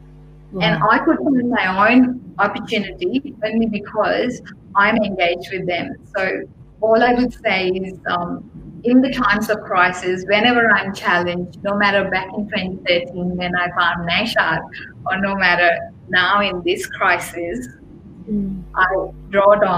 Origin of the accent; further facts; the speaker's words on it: India; moved away; I grew up in India